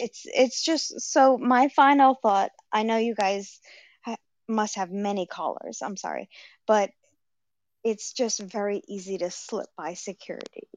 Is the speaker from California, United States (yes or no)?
no; Rhode Island, United States; I'm from Rhode Island, um, Providence Place Mall.